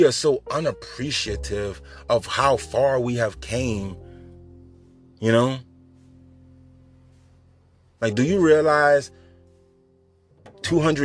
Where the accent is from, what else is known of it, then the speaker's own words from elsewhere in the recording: New Orleans, Louisiana, United States; I'm from New Orleans